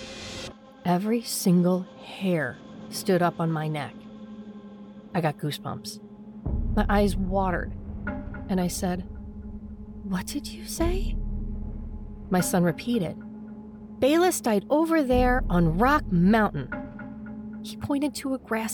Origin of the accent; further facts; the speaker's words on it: Virginia, United States; Growing up in Virginia